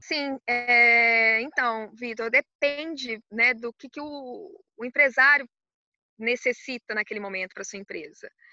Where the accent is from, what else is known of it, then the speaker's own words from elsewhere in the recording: Belo Horizonte, Minas Gerais, Brazil; moved away as an adult; also born or lived in Spain; now in Portugal; Sou mineira de Belo Horizonte